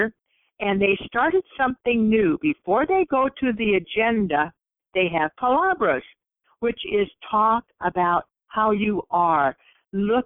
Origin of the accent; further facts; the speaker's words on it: Santa Barbara, California, United States; I am from Santa Barbara, California